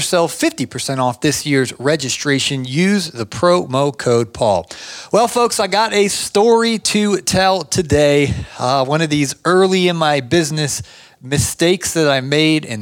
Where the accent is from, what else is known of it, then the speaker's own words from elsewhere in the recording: Ohio, United States; now in Atlanta, United States; I grew up in Ohio